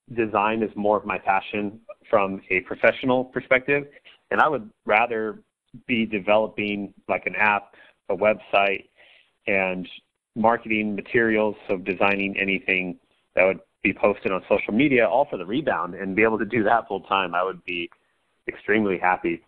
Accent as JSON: {"language": "English", "region": "Central Coast of California", "country": "United States", "said": "I'm from the Central Coast of California"}